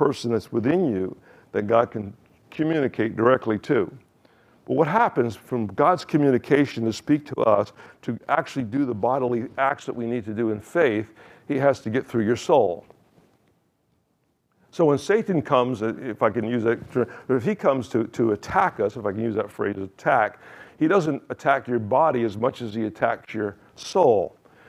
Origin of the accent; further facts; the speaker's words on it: Kingston, New York, United States; I was born in Kingston, New York, October 7th, 1951.